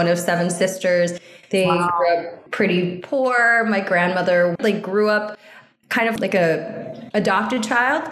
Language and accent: English; San Francisco Bay Area, California, United States; moved away as an adult; also born or lived in New Orleans; now in New York, United States; I'm from the San Francisco Bay Area. I proudly represent the Bay.